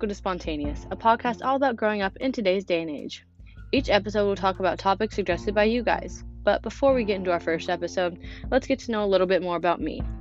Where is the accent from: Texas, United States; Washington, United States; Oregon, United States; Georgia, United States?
Oregon, United States; your host, of course. I'm 16 and currently a sophomore in high school. I was born and raised in Oregon.